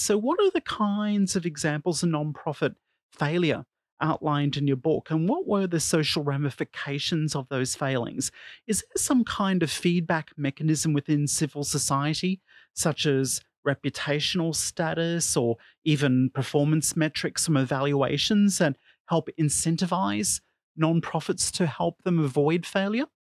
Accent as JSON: {"language": "English", "country": "Australia", "said": "my home country of Australia"}